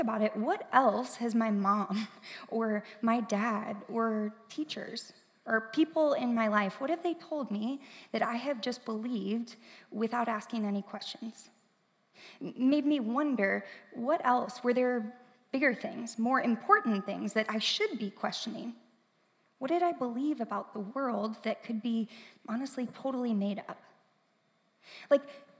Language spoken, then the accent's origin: English; St. Louis, Missouri, United States; moved away as an adult; now in Columbia, United States; I am from St. Louis. I grew up there